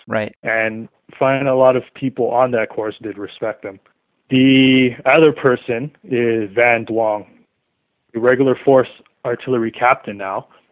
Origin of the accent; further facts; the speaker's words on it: Toronto, Ontario, Canada; I was growing up in the Malvern area in Toronto